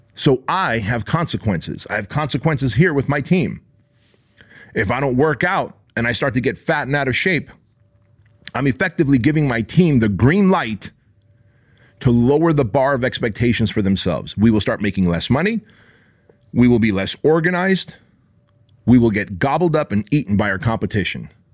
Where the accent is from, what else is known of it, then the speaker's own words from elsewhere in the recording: Santa Ana, California, United States; where I grew up in Santa Ana, California